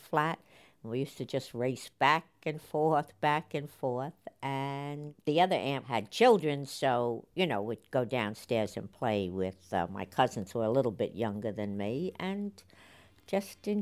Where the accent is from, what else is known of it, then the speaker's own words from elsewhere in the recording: New York City, New York, United States; I was born in the Bronx in 1937